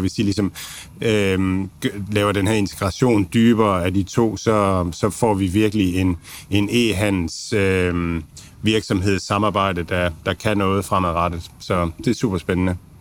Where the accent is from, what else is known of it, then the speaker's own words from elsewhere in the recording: Denmark; som danskere har vi været vant til